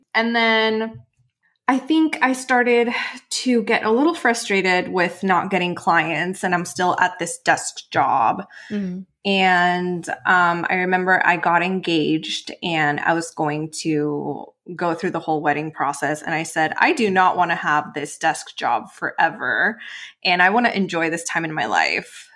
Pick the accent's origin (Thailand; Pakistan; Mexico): Mexico; moved away as an adult; also born or lived in Los Angeles; actually born and raised in Mexico.